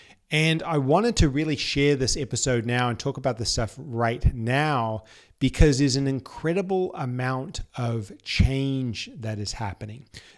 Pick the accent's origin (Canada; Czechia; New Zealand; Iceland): New Zealand; moved away as an adult; now in Sydney, Australia; I had lived in Sydney for 7 years prior to this. I moved over from New Zealand for uni